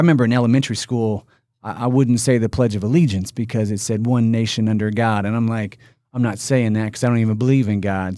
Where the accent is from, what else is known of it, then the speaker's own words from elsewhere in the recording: Indiana, United States; I'm from Indiana. I'm born and raised in Indiana